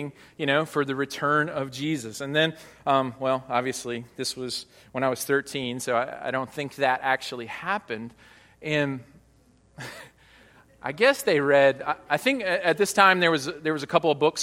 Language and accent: English; Hot Springs, Arkansas, United States; now in Northeast Arkansas, United States; I grew up about 3 hours south of here in Hot Springs, Arkansas